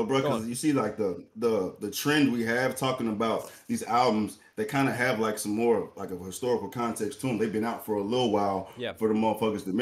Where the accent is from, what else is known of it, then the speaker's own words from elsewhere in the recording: the South, United States; I'm from the South